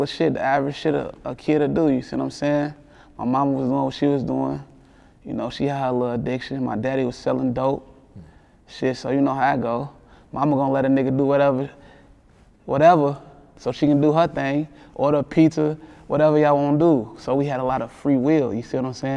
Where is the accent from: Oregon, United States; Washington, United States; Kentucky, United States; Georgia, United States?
Kentucky, United States; Lexington; I'm from Winburn.